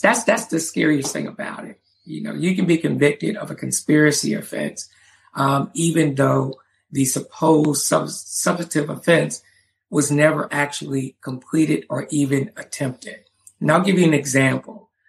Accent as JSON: {"language": "English", "town": "Charleston", "region": "South Carolina", "country": "United States", "tie": "born or raised there", "said": "when I was a kid growing up in Charleston, South Carolina"}